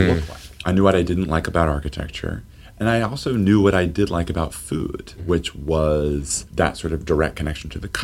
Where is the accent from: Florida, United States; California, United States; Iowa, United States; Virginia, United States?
Virginia, United States; Lynchburg; also born or lived in Massachusetts / Boston; I grew up in Lynchburg. I'm one of many locals who work here.